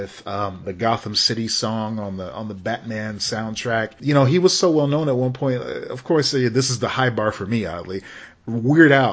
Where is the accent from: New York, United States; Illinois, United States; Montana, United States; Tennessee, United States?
Illinois, United States; Chicago; growing up in Chicago